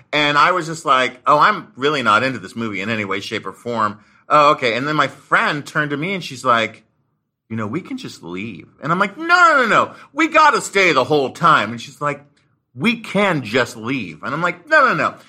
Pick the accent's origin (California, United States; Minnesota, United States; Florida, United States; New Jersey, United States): California, United States; Marin County, Bay Area; I grew up in the Bay Area, uh, in Marin County